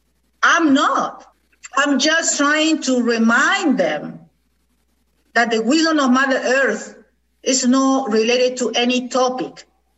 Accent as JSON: {"language": "English", "country": "India", "second_language": "English", "said": "I am so proud of being Indian. That is the truth. I'm so proud to be Indian"}